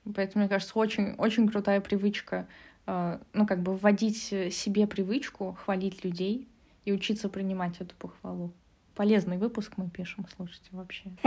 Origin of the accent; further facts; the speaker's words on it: Russia; now in Germany; я так как росла, воспитывалась в России